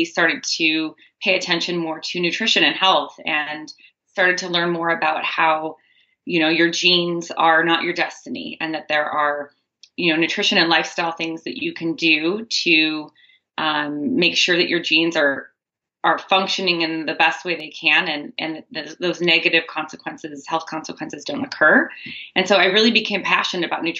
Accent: near Bastyr University, Washington, United States; I grew up near Bastyr University.

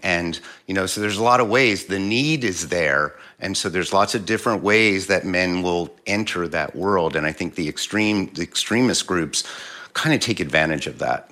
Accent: Philadelphia, Pennsylvania, United States; moved away; I'm originally from Philly

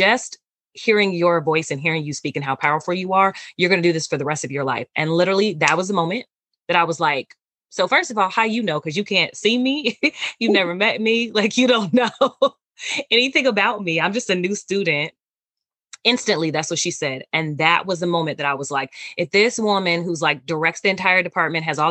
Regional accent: Gary, Indiana, United States; also born or lived in Merrillville, Indiana / Chicago, Illinois; But I was in Gary and born and raised there until my first year of high school. High school spent that in Maryville.

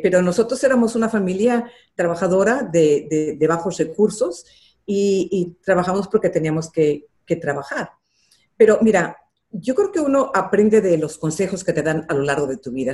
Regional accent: Los Angeles, California, United States; also born or lived in Mexico City, Mexico; Cuando yo tenía ocho nos regresamos a Los Ángeles

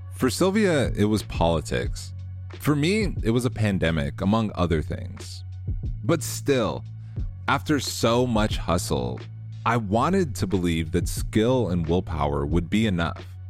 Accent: United States; I'm an American athlete

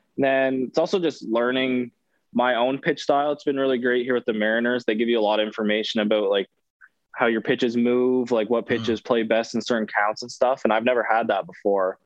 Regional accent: Canada; moved away as an adult; hockey's obviously the big sport where I'm from

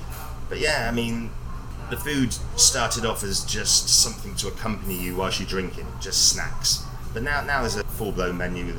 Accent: England, United Kingdom; now in Taiwan; I'm English, pale skinned, not used to this fierce heat.

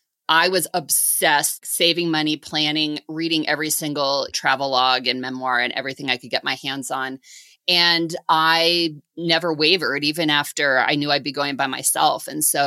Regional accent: New Jersey, United States; born there; also born or lived in Seattle / Denver; So I was born in New Jersey, and we moved around a bit when I was growing up. We lived outside Seattle, we lived outside Denver, we moved back to a different part of Jersey when I was in middle school.

